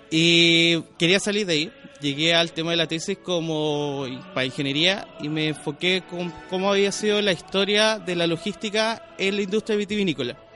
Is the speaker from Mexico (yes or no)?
no; Chile; es un tema de, del acento, pero soy chileno en realidad. Entonces, Pero un tema de cuando chico me acostumbré a modular mucho, a ser más pausado